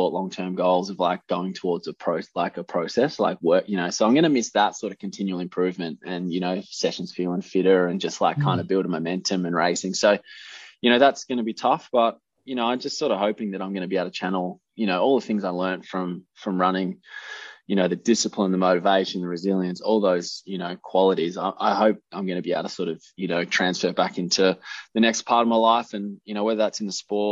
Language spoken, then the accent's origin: English; Keysborough, Victoria, Australia; also born or lived in Cranbourne / Narre Warren South; grew up sort of out in Keysborough on the farm, and I actually got into athletics in under eights because I was moving from Cranbourne to Narrewarren South